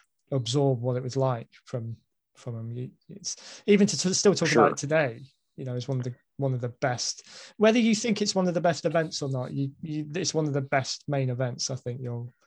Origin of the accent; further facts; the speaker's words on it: United Kingdom; as a Brit